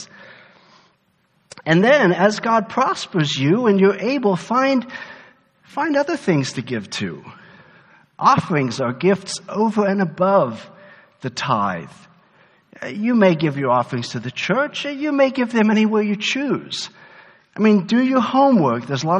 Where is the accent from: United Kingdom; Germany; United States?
Germany; moved away; I grew up in Germany.